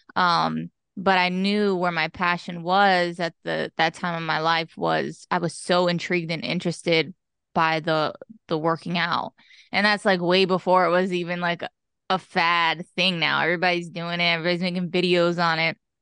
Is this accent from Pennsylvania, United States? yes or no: yes; East Stroudsburg, Pennsylvania, United States; also born or lived in Tannersville, Pennsylvania / Mount Pocono, Pennsylvania; now in Harrisburg, United States; I was, uh, born and raised in Pennsylvania, but specifically East Stroudsburg, Pennsylvania